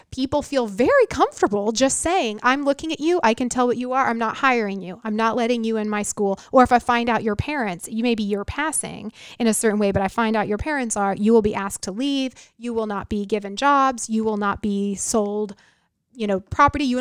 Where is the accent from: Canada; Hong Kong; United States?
United States; I'm not trying to undermine the country I'm I'm an American